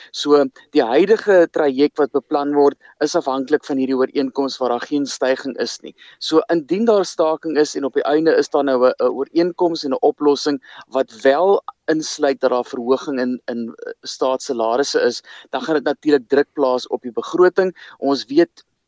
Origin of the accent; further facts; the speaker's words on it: South Africa; vir ons as Suid-Afrikaners